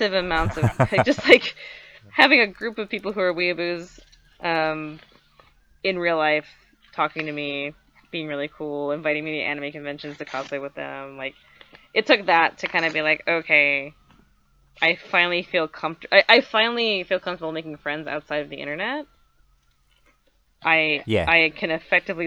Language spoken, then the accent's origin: English; Jersey Shore, New Jersey, United States; I grew up on the Jersey Shore